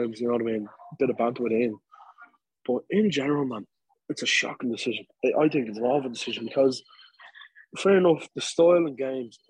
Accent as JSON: {"language": "English", "town": "Dublin", "region": "Leinster", "country": "Ireland", "said": "me and Dave, two Dubliners, like, you know, we're Irish, not from England"}